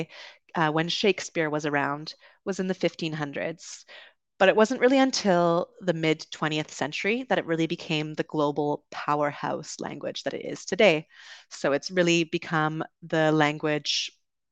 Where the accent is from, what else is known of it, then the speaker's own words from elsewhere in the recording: Vancouver, British Columbia, Canada; moved away; also born or lived in London, United Kingdom; I grew up in Vancouver on the West Coast